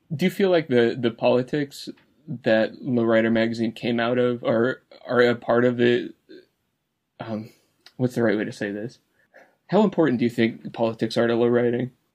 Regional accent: California, United States; I was born here in California

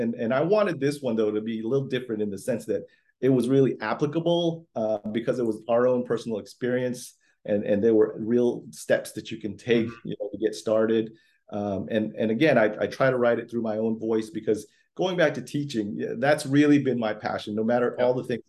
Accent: Florida, United States; also born or lived in Philippines; I was born in the Philippines. {S0} Okay. {S1} I learned English, you know, in kindergarten and went through public schools in Florida where my family came up

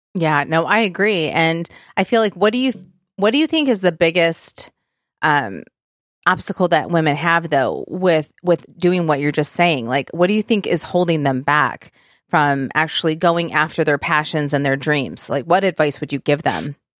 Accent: Michigan, United States; I grew up in Michigan, so we could drive to Sandusky

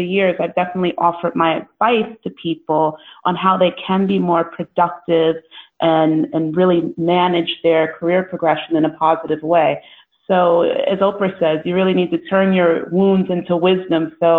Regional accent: New York, United States; now in London, United Kingdom; No, I am based in wonderful London. But yes, you've caught on correctly. I'm originally from New York.

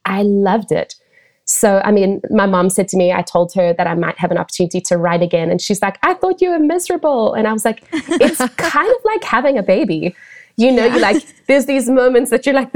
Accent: South Africa; moved away; where I was raised in South Africa

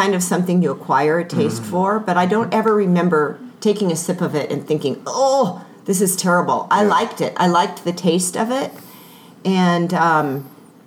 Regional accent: Southern California, United States; I grew up in Southern California

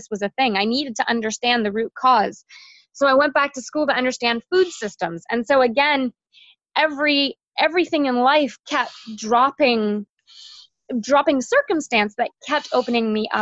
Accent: Toronto, Ontario, Canada; I grew up in Toronto, and I spent all my summers in the Kawarthas

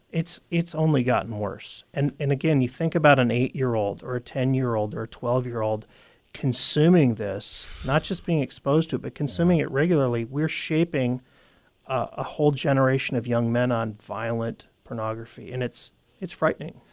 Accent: United States; the split personality we have as as an American people

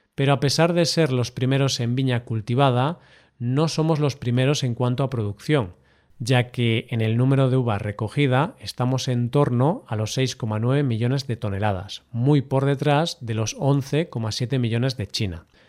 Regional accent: Galicia, Spain; de mi tierra, Galicia

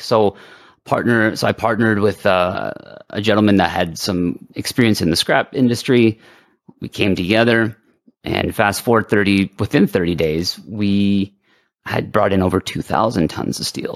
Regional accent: Canada; we're French Canadian here in, in Canada.

